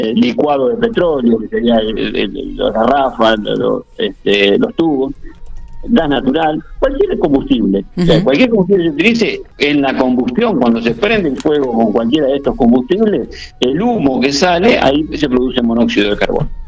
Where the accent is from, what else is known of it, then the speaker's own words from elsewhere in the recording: General Pico, La Pampa, Argentina; moved away; yo nací en Pico, estudié en Pico, o sea que Pico para mí es muy presente